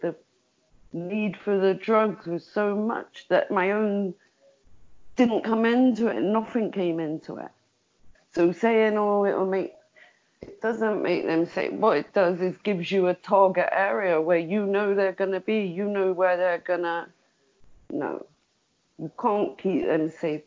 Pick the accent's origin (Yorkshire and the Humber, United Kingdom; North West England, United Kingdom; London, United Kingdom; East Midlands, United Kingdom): North West England, United Kingdom; Liverpool; I'm a Scouser.